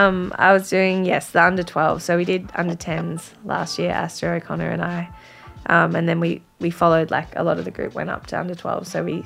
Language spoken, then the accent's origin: English; Wangaratta, Victoria, Australia; moved away; also born or lived in Melbourne; I was from Wangaratta